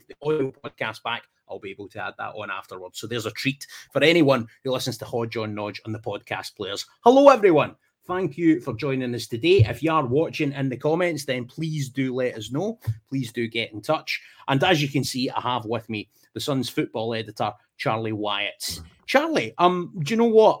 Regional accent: Ayrshire, Scotland, United Kingdom; now in England; growing up in Scotland, it's a smaller country right? so, I mean, even if you've got trips to like Ross County or Aberdeen or whatever it is from where I am down in Ayrshire

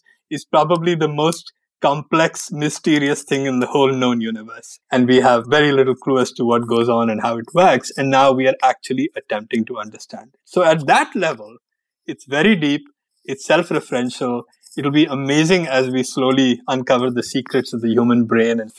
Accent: India; moved away as an adult; now in United States; I did grow up in India, spent my first 21 years or so there

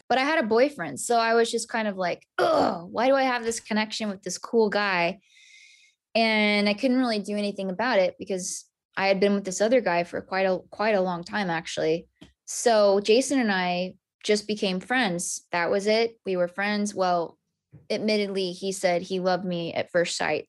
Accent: Amarillo, Texas, United States; moved away as an adult; now in Nashville, United States; I'm from Amarillo

